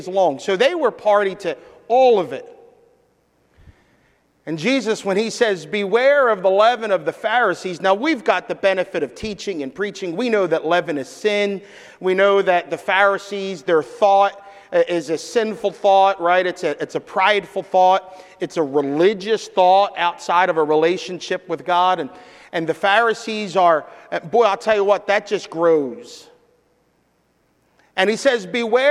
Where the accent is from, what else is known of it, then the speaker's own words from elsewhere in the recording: Philadelphia, Pennsylvania, United States; I grew up in Philadelphia, so I have a Philadelphia version of the Bible that I speak sometimes